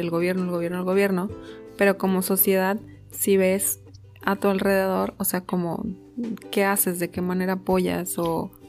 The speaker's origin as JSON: {"language": "Spanish", "country": "Mexico", "said": "como mexicano"}